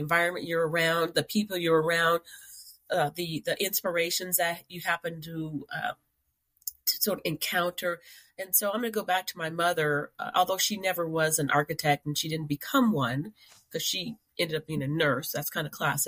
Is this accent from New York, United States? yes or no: no; Indiana, United States; I am a Hoosier from Indiana, and I lived in a classic prairie style house